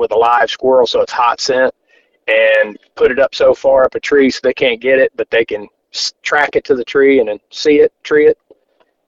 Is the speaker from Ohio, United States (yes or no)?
yes; Cincinnati, Ohio, United States; I'm from Cincinnati, Ohio, a little northeast, about 20 miles northeast of Cincinnati.